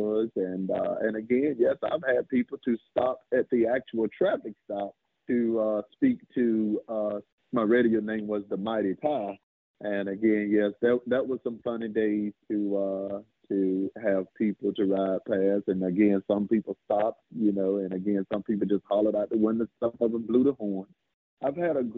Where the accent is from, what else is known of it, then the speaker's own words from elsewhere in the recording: Bertie County, North Carolina, United States; policing an area that you have been born and raised and reared